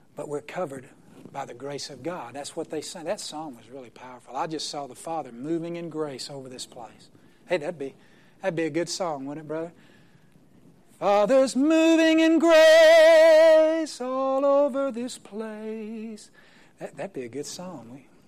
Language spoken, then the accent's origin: English; Oklahoma, United States; I'm from Oklahoma